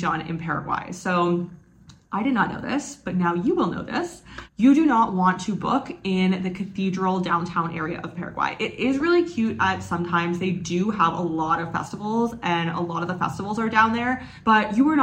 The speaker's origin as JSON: {"language": "English", "country": "Canada", "moved": "yes", "said": "I am from Canada"}